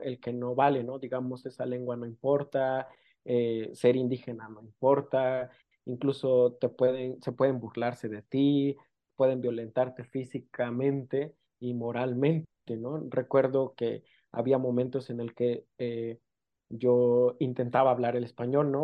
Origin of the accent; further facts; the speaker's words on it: San Pedro Amuzgos, Oaxaca, Mexico; first language Amuzgo; Spanish is a second language; soy de la costa eh, de Oaxaca, soy de una comunidad indígena que se llama San Pedro Musgos.